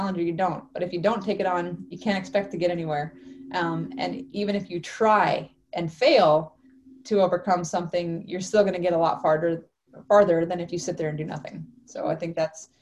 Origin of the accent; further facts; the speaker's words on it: Alaska, United States; now in Penticton, Canada; growing up in Alaska